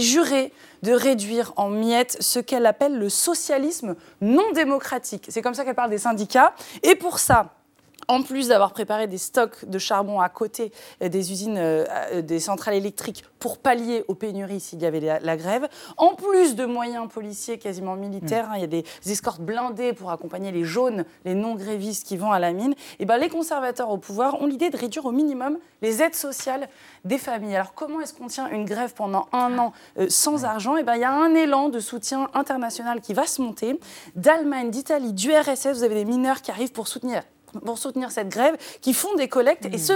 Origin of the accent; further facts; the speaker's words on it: France; Nous, chez nous en France